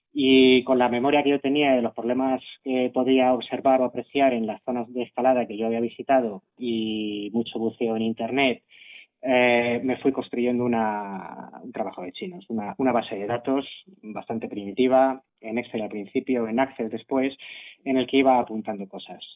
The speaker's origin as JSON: {"language": "Spanish", "town": "Madrid", "region": "Community of Madrid", "country": "Spain", "said": "Los que somos de Madrid"}